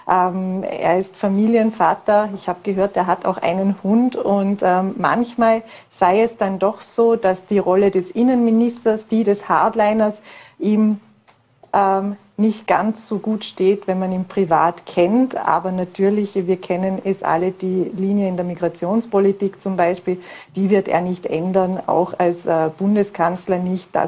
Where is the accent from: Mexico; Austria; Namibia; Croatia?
Austria; Vorarlberg; den wir ja immer für uns als Vorarlberger quasi verbuchten